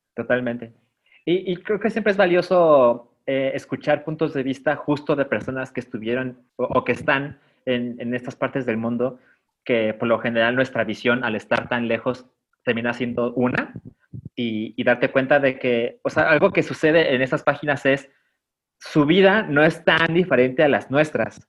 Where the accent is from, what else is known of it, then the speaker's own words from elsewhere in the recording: Mexico; yo como mexicano